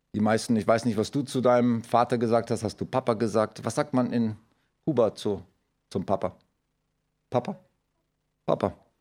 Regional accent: Germany; wir als Deutsche

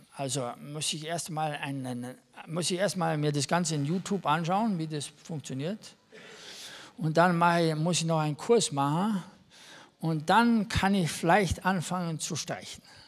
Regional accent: Germany; also born or lived in Kaufbeuren, Bavaria; als Deutsche sind wir sehr gut

